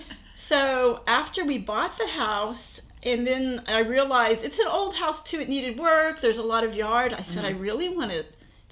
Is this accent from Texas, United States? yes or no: yes; Fort Worth, Texas, United States; I was born in Fort Worth. I grew up here.